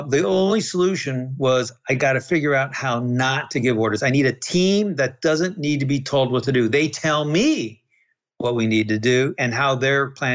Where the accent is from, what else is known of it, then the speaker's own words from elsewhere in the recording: Massachusetts, United States; I grew up in Massachusetts